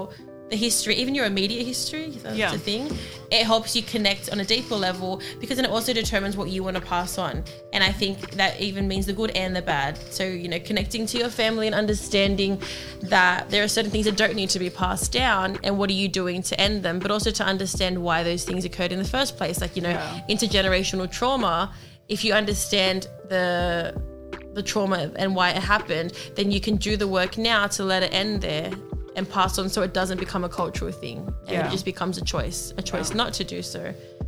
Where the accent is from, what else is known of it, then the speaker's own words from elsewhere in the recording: Australia; I'm Australian.